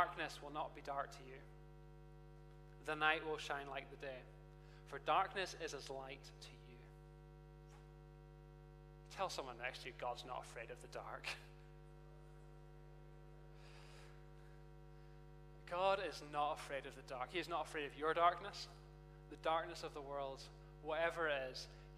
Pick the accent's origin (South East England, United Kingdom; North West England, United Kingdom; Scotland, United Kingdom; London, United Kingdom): Scotland, United Kingdom; Perth; now in Edinburgh, United Kingdom; Perth is my hometown. Perth, Scotland, not Perth, anywhere else.